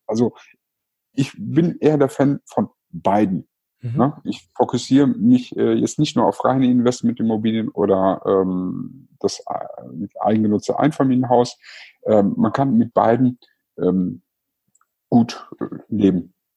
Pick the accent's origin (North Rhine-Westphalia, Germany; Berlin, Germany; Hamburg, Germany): North Rhine-Westphalia, Germany; Cologne; war ich wirklich kurz davor, als Kölner nach Düsseldorf zu ziehen